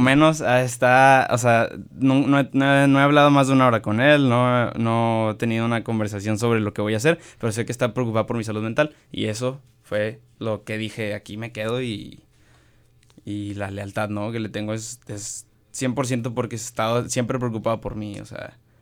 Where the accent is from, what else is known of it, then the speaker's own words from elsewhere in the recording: Monterrey, Nuevo León, Mexico; also born or lived in Mexico City / State of Mexico; soy de Monterrey, tengo que ser de Monterrey